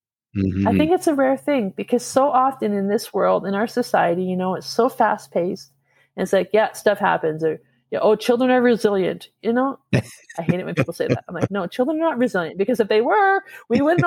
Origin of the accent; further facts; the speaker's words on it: Alberta, Canada; and I'm obviously from Alberta.